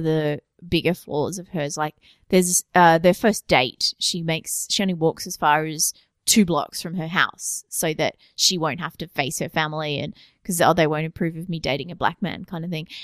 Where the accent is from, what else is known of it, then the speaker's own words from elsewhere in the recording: Australia; as being Australian